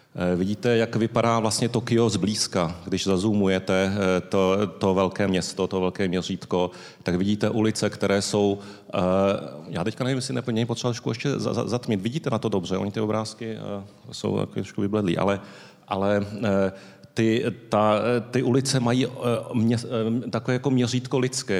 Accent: Tokyo, Japan; now in Prague, Czechia; Narodil jsem se v Tokiu

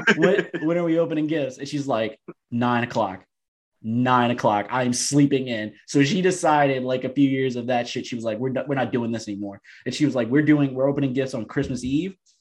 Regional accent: Harvey, Louisiana, United States; I grew up in Harvey, Louisiana. It's a burb of New Orleans.

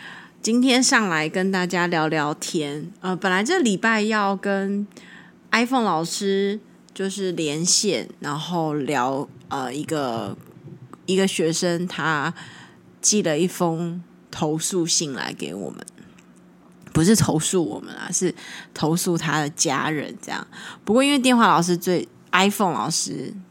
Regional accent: China; 我是大陆人，中国人。

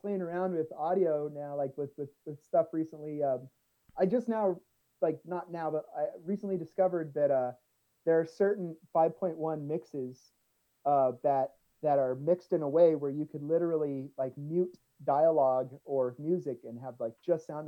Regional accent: Southern California, United States; We're both from SoCal

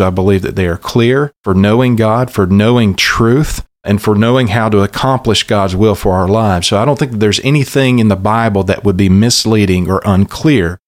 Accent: South Alabama, United States; also born or lived in Louisville, Kentucky; what I had heard from pulpits growing up on Sunday mornings in South Alabama and my home church

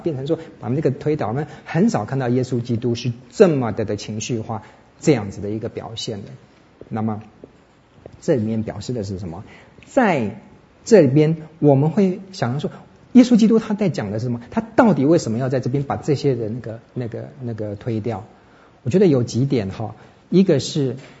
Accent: Taiwan; 身为台湾人

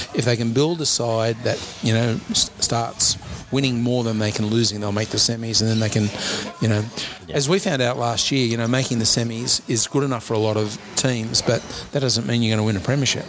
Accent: Penrith, New South Wales, Australia; growing up in Penrith

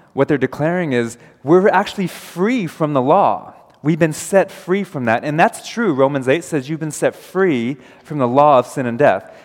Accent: United States; I'm American

